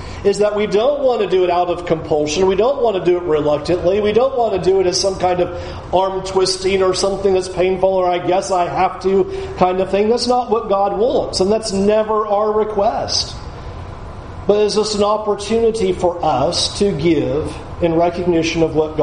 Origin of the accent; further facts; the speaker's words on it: San Diego, California, United States; moved away; as a kid growing up in San Diego